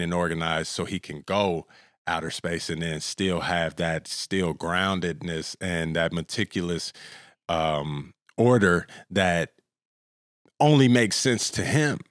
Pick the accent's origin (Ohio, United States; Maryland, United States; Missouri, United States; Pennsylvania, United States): Missouri, United States; Kansas City; also born or lived in Florida; now in Los Angeles, United States; I'm from Kansas City, Missouri